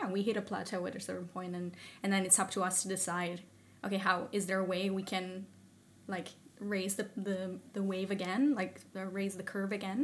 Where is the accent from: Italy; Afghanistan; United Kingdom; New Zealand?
Italy; moved away as an adult; now in Sweden; I'm originally from Italy and I moved here to Sweden because of a partner that I had